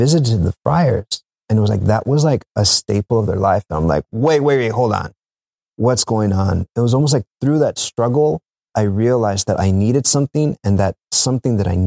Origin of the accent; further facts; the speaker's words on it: South Texas, United States; moved away as an adult; I'm from South Texas